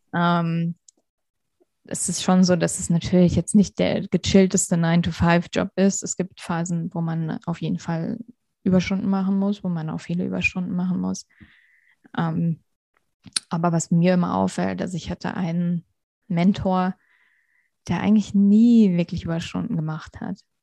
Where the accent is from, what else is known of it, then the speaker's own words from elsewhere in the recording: Hesse, Germany; moved away as an adult; also born or lived in Vienna, Austria; now in Munich, Germany; ich komme ursprünglich aus Hessen, bin dann nach Wien gezogen fürs Studium, lebe jetzt in München